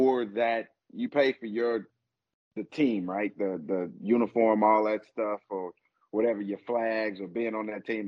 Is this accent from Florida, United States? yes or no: no; Arkansas, United States; moved away; I'm from Arkansas